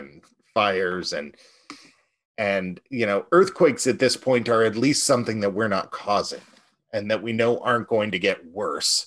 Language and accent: English; California, United States; moved away; as a Californian originally